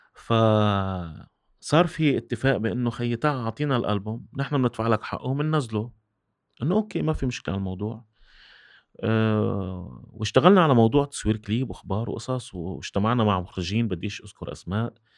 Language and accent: Arabic; Syria; also born or lived in Kuwait; أنا رجعت من الكويت عمري تسع سنين، بالألف، بتسعة وثمانين. آه، كنت عايش بحياة رفاهية كتير عالية بالكويت. رجعت على الصفر بال-، بسوريا